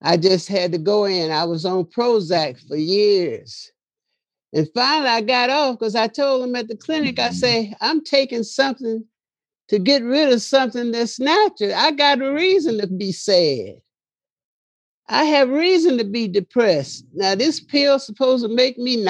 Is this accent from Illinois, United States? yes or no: yes; Chicago, Illinois, United States; I was born in Chicago